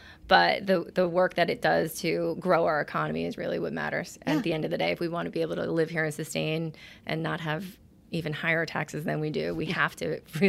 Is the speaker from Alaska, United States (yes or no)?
no; Mastic Beach, New York, United States; also born or lived in Nassau County, New York / Rockville Centre, New York; Born and raised on Long Island. So Massac Beach, South Shore. Grew up basically at the beach.